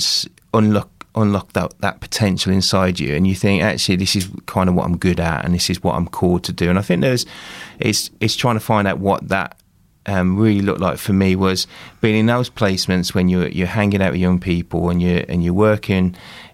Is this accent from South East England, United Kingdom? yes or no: no; Walsall, West Midlands, United Kingdom; now in Dorset, United Kingdom; my hometown in Walsall Community Church